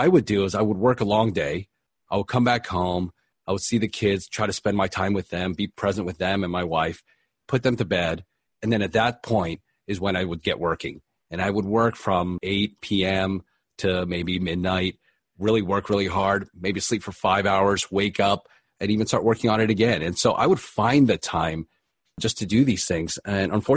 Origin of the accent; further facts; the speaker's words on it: East Coast, United States; moved away as an adult; now in Los Angeles, United States; I'm originally from the East Coast, but I ended up out here following my wife